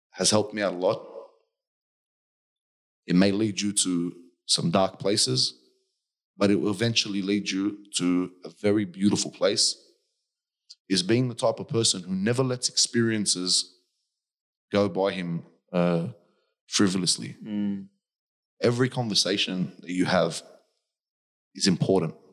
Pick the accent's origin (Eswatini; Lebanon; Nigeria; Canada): Lebanon; South Governorate; English is a second language; You come from Iraq. I come from South Lebanon. Our countries both have seen many, many wars.